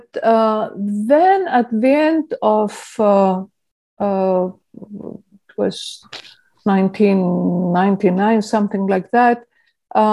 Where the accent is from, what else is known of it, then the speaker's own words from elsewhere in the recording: Athens, Attica, Greece; moved away as an adult; also born or lived in England / Portland, Oregon; now in California, United States; I was born in Plaka, in the foothills of Acropolis, literally, in Athens, Greece. And I grew up there and I went to school there.